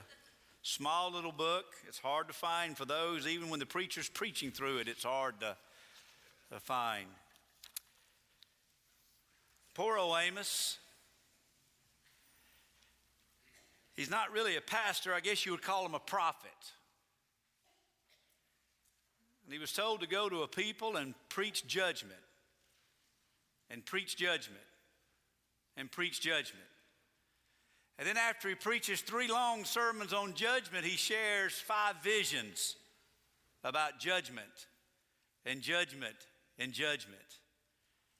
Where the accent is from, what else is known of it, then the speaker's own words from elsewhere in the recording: United States; being an American